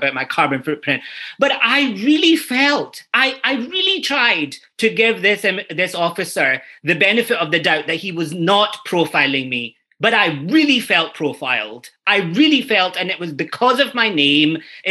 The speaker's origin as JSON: {"language": "English", "town": "Glasgow", "region": "Scotland", "country": "United Kingdom", "tie": "born or raised there", "moved": "yes", "lives_now": "Ireland", "said": "I grew up in Toonheed in Glasgow."}